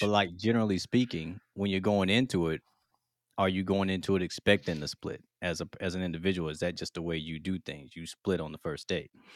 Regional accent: Mississippi, United States; moved away; I'm originally from Mississippi. We got Southern hospitality

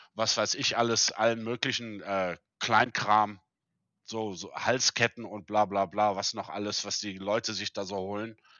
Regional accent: South Africa; moved away as an adult; also born or lived in Germany; now in Saudi Arabia; meine Eltern sind 1975 aus Deutschland ausgewandert. Mhm. Und äh, da war ich sieben. Und äh, also mein ganzes Leben da gelebt und auch da ja aufgewachsen.

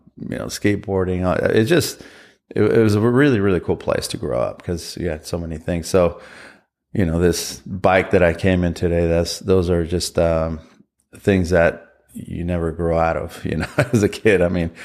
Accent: Southern California, United States; growing up in Southern California

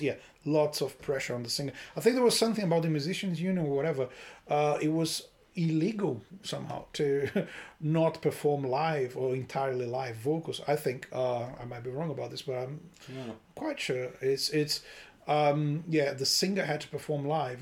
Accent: Brazil; moved away; I grew up in Brazil.

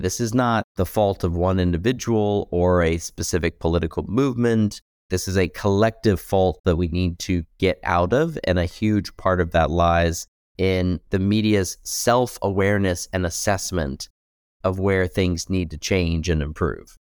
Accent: United States; as a U S citizen, as an American

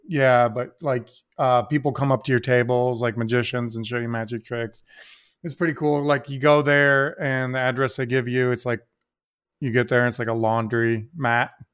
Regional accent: Toledo, Ohio, United States; we're from Toledo

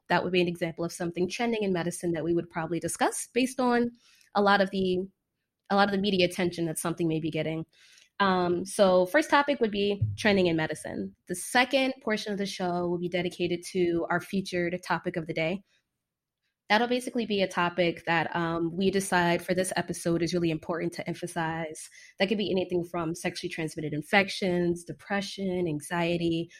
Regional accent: Fort Lauderdale, Florida, United States; moved away as an adult; also born or lived in Washington, D.C. / Caribbean / New York City / Chicago; now in California, United States; I'm originally from Fort Lauderdale, Florida.

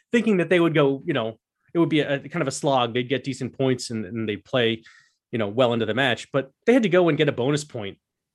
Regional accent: Philadelphia, Pennsylvania, United States; I'm from Philly, so it kind of all reverts back to that.

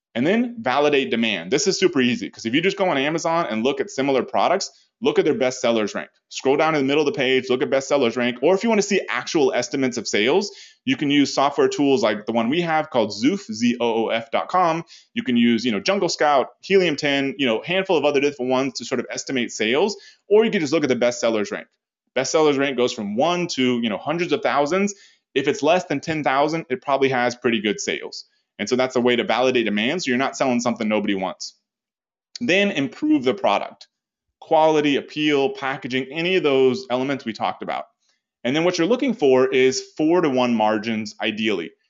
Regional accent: United States; as an American

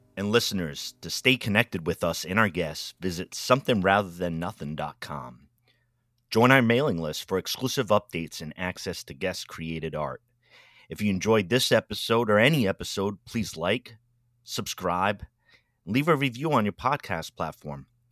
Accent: Rhode Island, United States; also born or lived in New England; I was from Rhode Island

